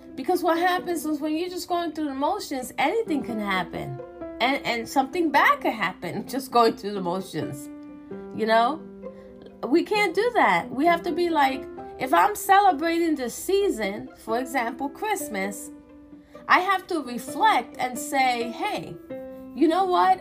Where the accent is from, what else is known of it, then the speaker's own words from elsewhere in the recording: New York, United States; I'm from New York